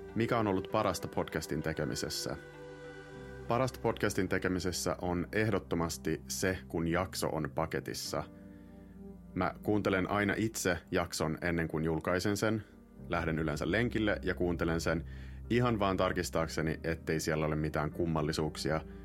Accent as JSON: {"language": "Finnish", "country": "Finland", "first_language": "Finnish", "moved": "as an adult", "said": "oon nyt kahdeksan vuotta asunut pois Suomesta"}